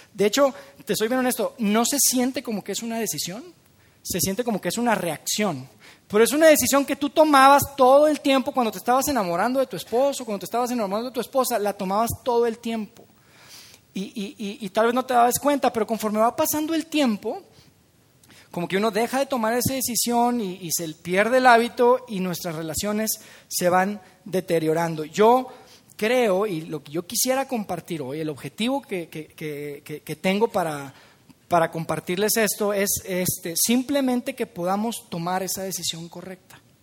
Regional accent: Monterrey, Nuevo León, Mexico; los de Monterrey somos un poco tacaños

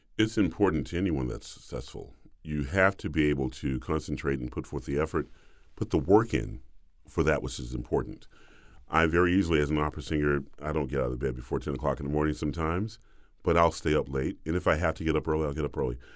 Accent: the South, United States; I'm a boy from the South

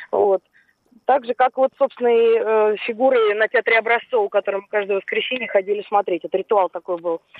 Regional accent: Moscow, Russia; Я выросла, родилась и выросла на Варшаносевском переулке. Это как раз Кузнецкий мост там рядом.

